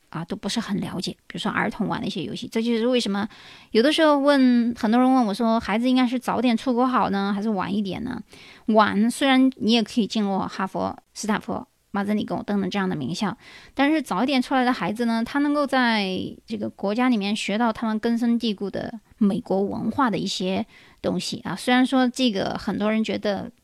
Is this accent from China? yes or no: yes; China; 所以它的说法和我们中国人说法是肯定不一样的。